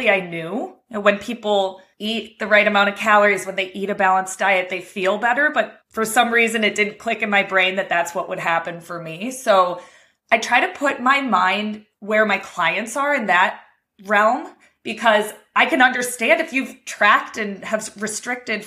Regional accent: Cleveland, Ohio, United States; I'm from Cleveland, Ohio

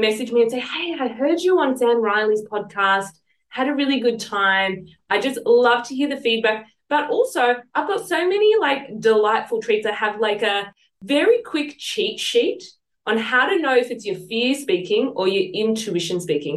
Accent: Sydney, New South Wales, Australia; accent: southwest Sydney; moved away as an adult; now in Sunshine Coast, Australia; come from southeast Sydney or southwest Sydney

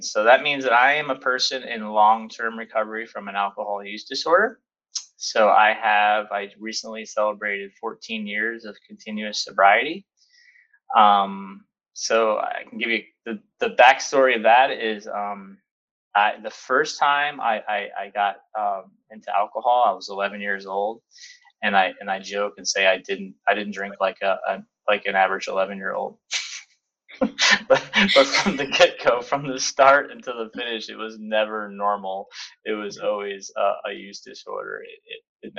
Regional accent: Albany, New York, United States; also born or lived in northern Japan; now in Japan; I'm originally from Albany, New York

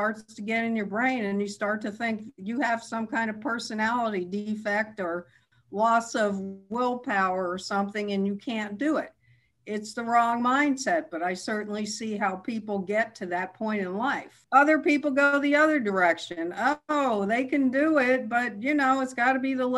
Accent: New York City, New York, United States; now in Irvine, United States; I grew up in Manhattan

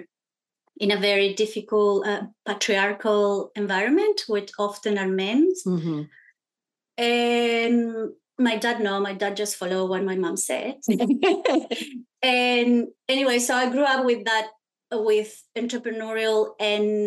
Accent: Chile; now in Australia; So I'm Chilean, so that means I was born in Chile. And I grew up in a family with a lot of women entrepreneurs

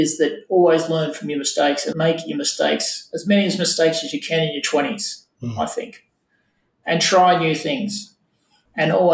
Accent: Wollongong, New South Wales, Australia; I grew up in Wollongong the last couple of years.

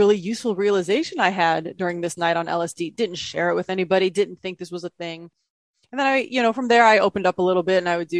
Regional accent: Midwest, United States; I was born in the Midwest from a very conservative family

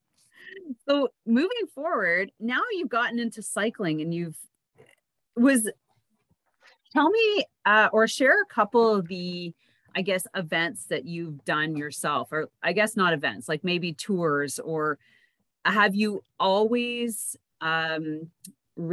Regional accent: Canada; moved away as an adult; also born or lived in Montreal; now in Ottawa, Canada; my hometown isn't far from Montreal

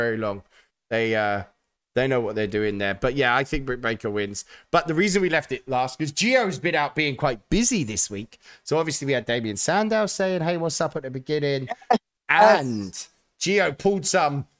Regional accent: United Kingdom; as a Brit

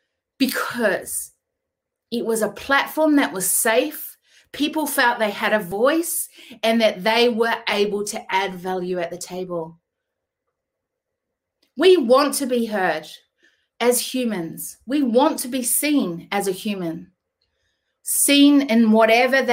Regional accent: New Zealand; now in Australia; I was born in New Zealand, but I live in Australia, have lived here over 20-something years.

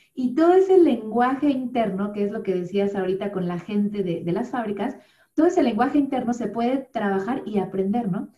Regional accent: Mexico City, Mexico; moved away as an adult; also born or lived in Cardiff / Chiapas / Bristol; now in Wales, United Kingdom; nací en la Ciudad de México, eh, y pues viví toda mi vida prácticamente ahí en la Ciudad de México

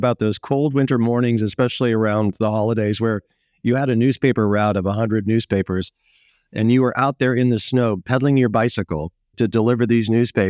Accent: Ohio, United States; growing up in Northeast Ohio, you did all of the sports.

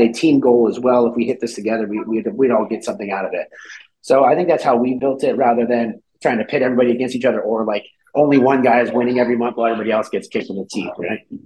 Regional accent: California, United States; moved away as an adult; also born or lived in Cleveland, Ohio; I'm from California originally. I moved out to Ohio

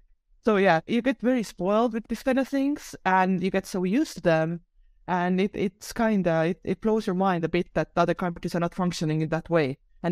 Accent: Estonia; So yeah, I was born in 1986. So during that time, Estonia was actually still part of the Soviet Union.

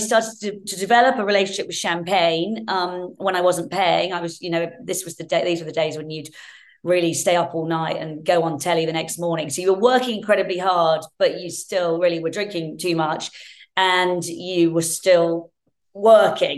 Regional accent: Hertfordshire, East of England, United Kingdom; I grew up in Hertfordshire, and my parents split when I was young.

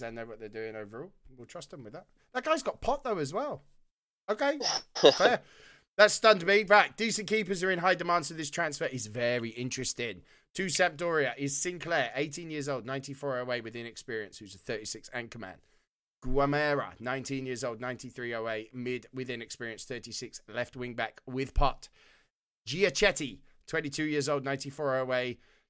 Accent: Wales, United Kingdom; a Welshman

